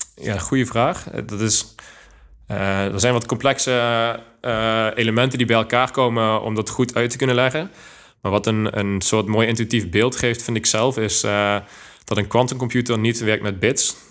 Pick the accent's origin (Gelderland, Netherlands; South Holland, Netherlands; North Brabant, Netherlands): North Brabant, Netherlands; Groeningen; moved away as an adult; also born or lived in Eindhoven; now in Delft, Netherlands; geboren in het mooie Groeningen, wat niet te verwarren is met Groningen. Ligt op de grens van Brabant en Limburg